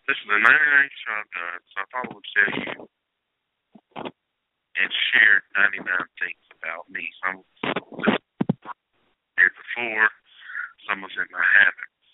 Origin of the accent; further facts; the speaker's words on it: Henderson, North Carolina, United States; I was born January 16th, 1978. I was born in Henderson, North Carolina.